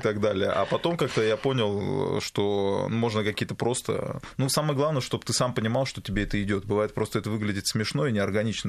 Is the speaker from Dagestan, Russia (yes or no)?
yes; Makhachkala, Dagestan, Russia; moved away; Я причем хотел открыть в Махачкале, там, где в Дагестане, у себя на родине